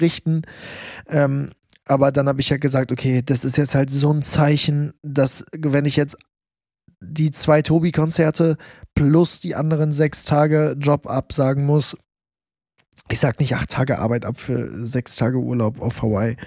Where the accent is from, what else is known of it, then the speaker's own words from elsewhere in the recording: Germany; das war bei in Deutschland, bei mir in meinem Hometown.